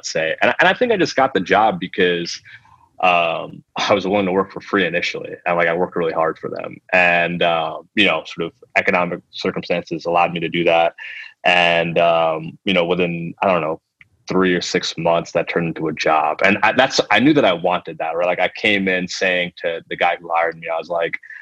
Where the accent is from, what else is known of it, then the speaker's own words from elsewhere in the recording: United States; first language Telugu; being Indian American